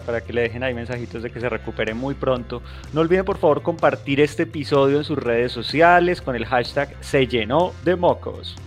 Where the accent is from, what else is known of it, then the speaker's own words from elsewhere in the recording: Colombia; nosotros como colombianos